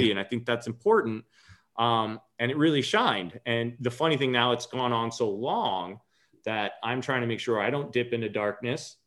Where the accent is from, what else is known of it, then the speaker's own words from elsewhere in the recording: Long Island, New York, United States; I'm a native New Yorker. I grew up in Long Island